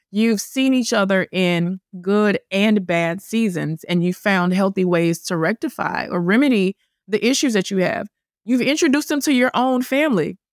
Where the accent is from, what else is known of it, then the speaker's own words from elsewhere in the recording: the South, United States; moved away; also born or lived in Manhattan; I'm from the South. I'm Christian. I'm the oldest child